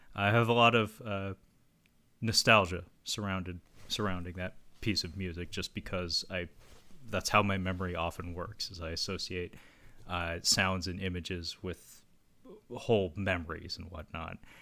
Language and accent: English; Seattle, Washington, United States; my hometown of Seattle